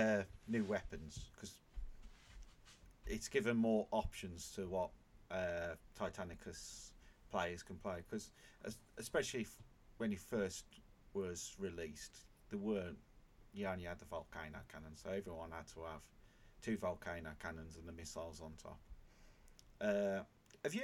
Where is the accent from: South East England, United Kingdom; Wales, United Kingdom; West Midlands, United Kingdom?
West Midlands, United Kingdom; Birmingham; accent: Brummie; you've got to listen to my beautiful Brummie accent.